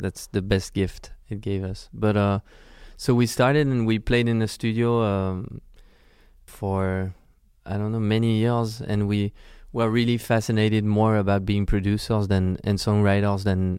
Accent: Versailles, Île-de-France, France; Well, we grew up in Versailles, which is very close to Paris.

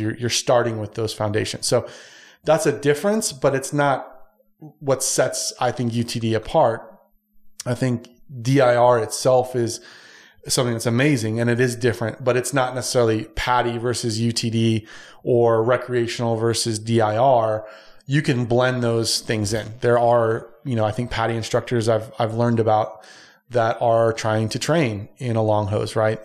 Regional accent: San Diego, California, United States; moved away; I'm originally from San Diego

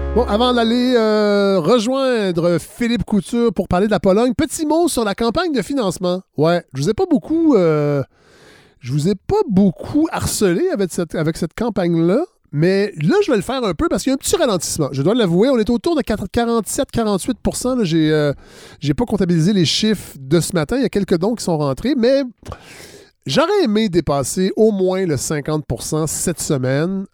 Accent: Saint-Hyacinthe, Quebec, Canada; Je viens de Saint-Hyacinthe

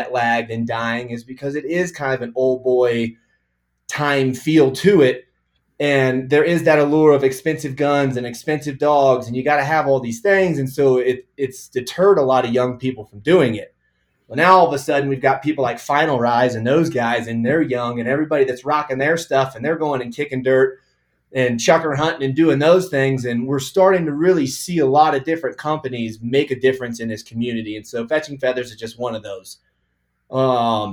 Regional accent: Kansas City, Missouri, United States; moved away as an adult; now in Colorado, United States; So I grew up in Kansas City in an Italian family

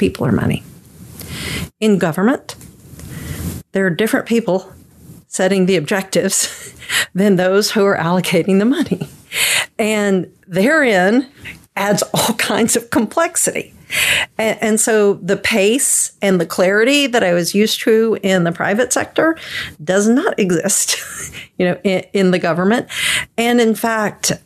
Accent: Louisiana, United States; I'm actually from Louisiana

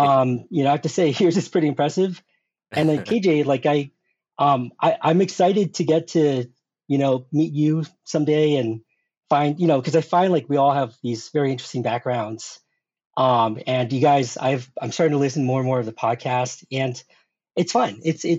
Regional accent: South Korea; born there; Well, I was born in Korea.

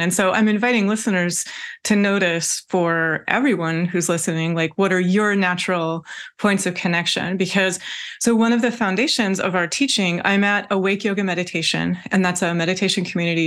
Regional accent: Washington, United States; I was born in Washington State. I grew up in Washington State

